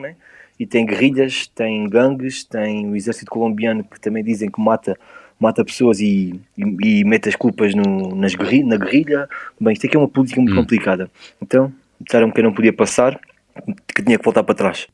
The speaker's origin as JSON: {"language": "Portuguese", "country": "Portugal", "said": "Eu sou de Portugal."}